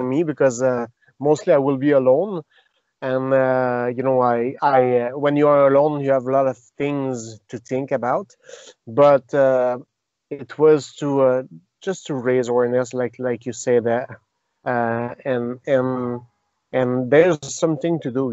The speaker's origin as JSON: {"language": "English", "town": "Victoriaville", "region": "Quebec", "country": "Canada", "tie": "born or raised there", "first_language": "French", "second_language": "English", "said": "Victoriaville, my hometown"}